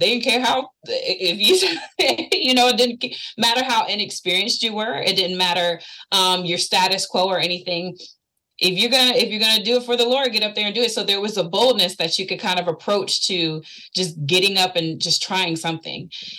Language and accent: English; Norfolk, Virginia, United States; I was raised here in Norfolk, Virginia. So being from Virginia itself, it has such a rich, complicated history when it comes to culture and diversity.